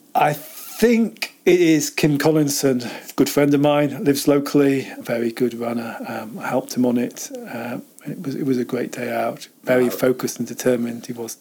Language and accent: English; Cambridge, East of England, United Kingdom; accent: posh southern; also born or lived in Chester / Altrincham; now in Lake District, United Kingdom; when I was about four, moved down to Cambridge